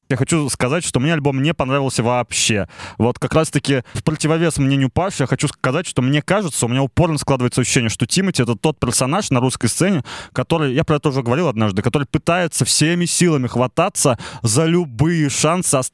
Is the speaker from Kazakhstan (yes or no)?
yes; Kazakhstan; я казашка.